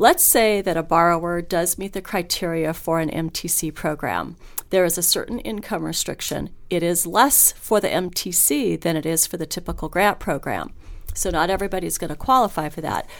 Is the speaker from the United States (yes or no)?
yes; Hawthorne, Nevada, United States; also born or lived in Reno, Nevada; I grew up in Hawthorne, Nevada